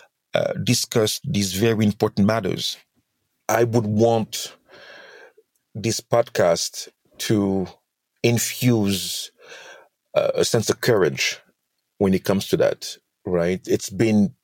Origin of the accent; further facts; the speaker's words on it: Senegal; I'm from Senegal, hence the accent